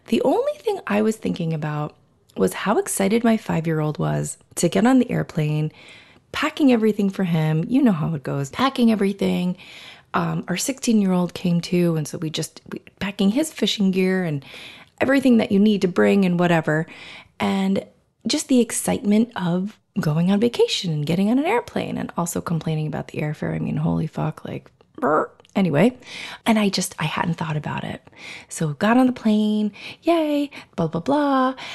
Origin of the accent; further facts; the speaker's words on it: South Florida, United States; moved away as an adult; now in New York, United States; I grew up in Florida. Um, I, Florida is pretty much the only thing that I remember, South Florida, Southeast Florida.